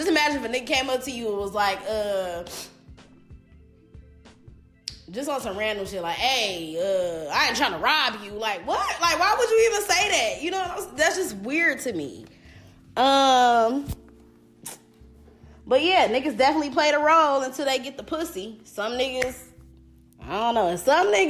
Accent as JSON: {"language": "English", "town": "Detroit", "region": "Michigan", "country": "United States", "tie": "born or raised there", "also_born_or_lived": "Belleville, Michigan / Southfield, Michigan", "said": "originally I'm from Detroit, and I went to like Detroit schools, like in elementary"}